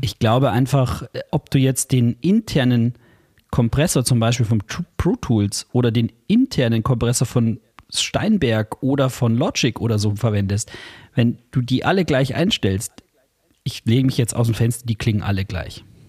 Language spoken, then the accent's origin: German; Bavaria, Germany; Bei uns in Bayern